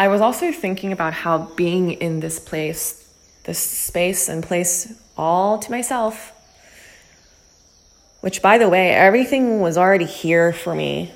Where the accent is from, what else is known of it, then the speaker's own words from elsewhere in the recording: New Jersey, United States; moved away as an adult; also born or lived in New York / Los Angeles; growing up in New Jersey with my family, older brother, younger sister